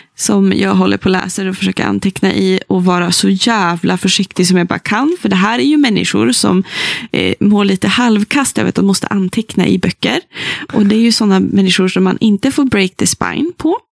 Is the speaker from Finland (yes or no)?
no; Sollefteå, Västernorrland County, Sweden; moved away; min hemstad Sollefteå och in på den gamla bokhandeln som jag har vuxit upp